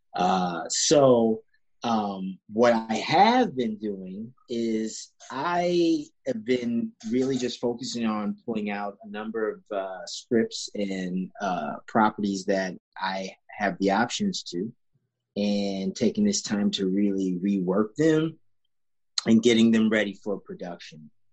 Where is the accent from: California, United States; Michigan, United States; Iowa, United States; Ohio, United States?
Ohio, United States; Sandusky; also born or lived in England; I grew up in Sandusky, Ohio